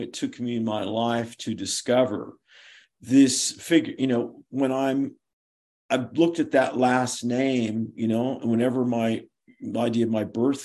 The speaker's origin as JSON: {"language": "English", "town": "Berkeley", "region": "California", "country": "United States", "tie": "born or raised there", "said": "I was born in Berkeley, California"}